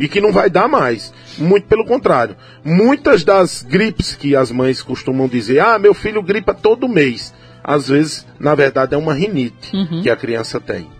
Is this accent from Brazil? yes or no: yes; São Mamede, Paraíba, Brazil; estava na minha terra aqui, em São Mamede